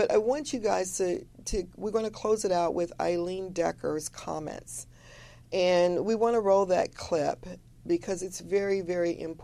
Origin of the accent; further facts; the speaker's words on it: Chicago, Illinois, United States; I grew up in Chicago